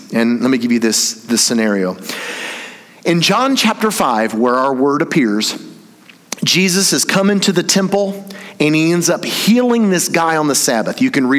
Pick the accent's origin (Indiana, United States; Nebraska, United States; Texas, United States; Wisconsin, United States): Indiana, United States; I grew up in Indiana. You know that place where like really good basketball's from?